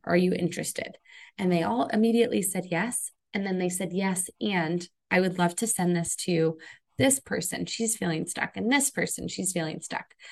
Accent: Connecticut, United States; I grew up in Connecticut, so I had a lot of exposure to New York growing up.

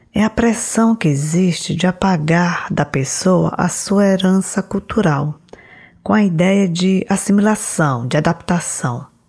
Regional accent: Brazil; uma parte da minha identidade é que eu nasci no Brasil e, além disso, eu me sinto brasileira

